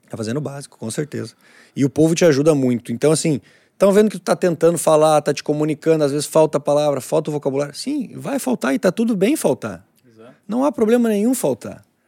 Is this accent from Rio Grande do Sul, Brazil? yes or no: yes; Novo Hamburgo, Rio Grande do Sul, Brazil; Nunca saí de Novo Hamburgo.